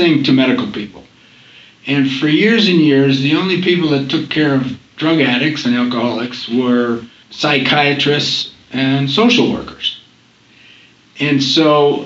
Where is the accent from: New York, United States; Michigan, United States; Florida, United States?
New York, United States; Rochester; also born or lived in Boston, United States / Syracuse, United States; I grew up in Rochester, New York.